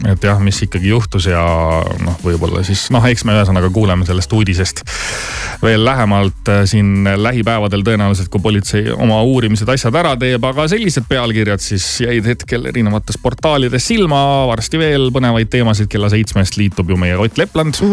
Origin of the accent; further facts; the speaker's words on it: Southern Estonia, Estonia; ma olen ise Lõuna-Eestist pärit